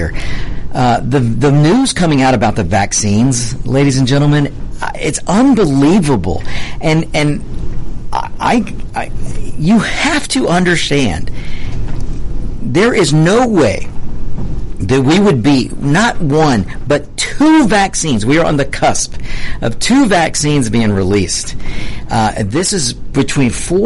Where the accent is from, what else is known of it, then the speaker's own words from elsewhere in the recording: Georgia, United States; my home state of Georgia